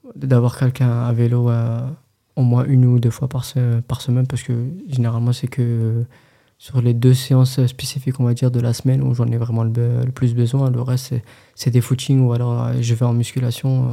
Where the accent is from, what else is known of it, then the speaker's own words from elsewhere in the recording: France; en tant que Français